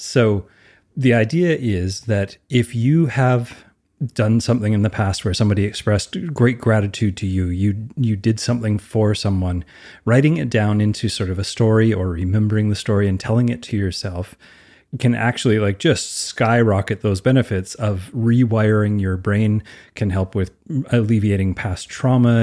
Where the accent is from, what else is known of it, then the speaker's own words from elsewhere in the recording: Canada; I'm Canadian